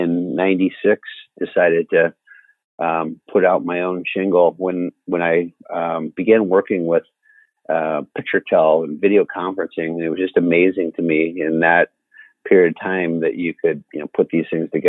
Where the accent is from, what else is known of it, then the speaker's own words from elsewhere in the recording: Cedar Rapids, Iowa, United States; I grew up on a farm outside of Cedar Rapids